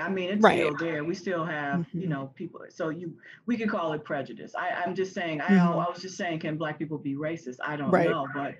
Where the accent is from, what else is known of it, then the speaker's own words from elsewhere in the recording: the South, United States; But yeah, I mean, even when we were growing up in the South, okay, like I had to go to the dentist